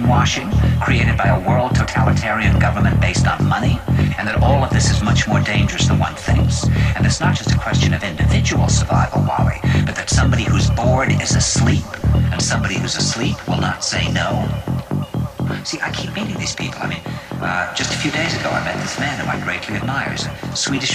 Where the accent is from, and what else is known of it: New York, United States